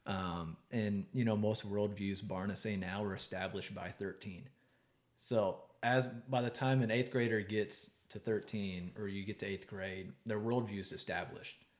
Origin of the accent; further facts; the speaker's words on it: East Texas, United States; I can say that I grew up in East Texas